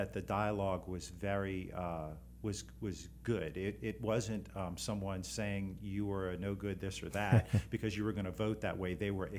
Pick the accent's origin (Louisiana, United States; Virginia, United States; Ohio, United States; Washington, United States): Louisiana, United States; New Orleans; I'm from New Orleans.